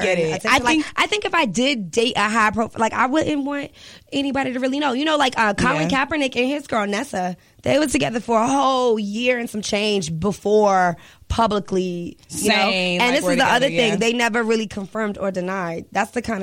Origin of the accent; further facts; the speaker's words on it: Richmond, United States; I'm still from Richmond